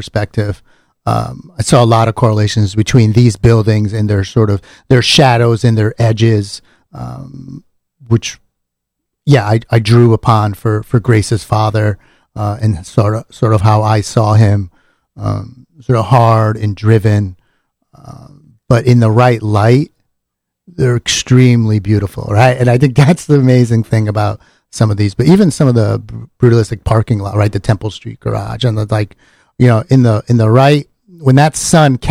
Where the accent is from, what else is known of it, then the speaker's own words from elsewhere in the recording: New Haven, Connecticut, United States; I was from New Haven